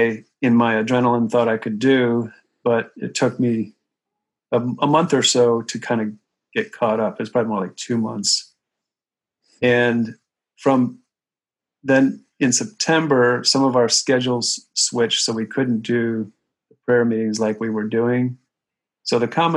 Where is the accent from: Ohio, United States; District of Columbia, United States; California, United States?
Ohio, United States; now in New York, United States; I grew up in Ohio, I have a lot of kind of middle America connections